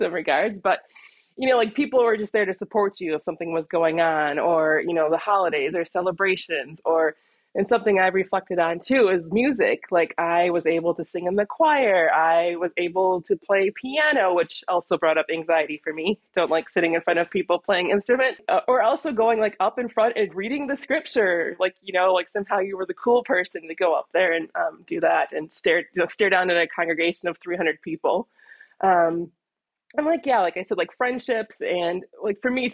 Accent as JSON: {"language": "English", "region": "Midwest", "country": "United States", "tie": "born or raised there", "said": "I grew up in the Midwest"}